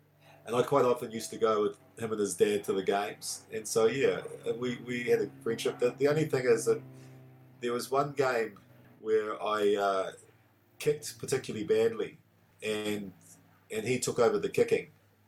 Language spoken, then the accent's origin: English; Auckland, New Zealand; also born or lived in Italy / London; So I grew up in South Auckland, Manurewa first, and then I moved to Māori. And because my dad was Italian, and particularly when I lived in Manurewa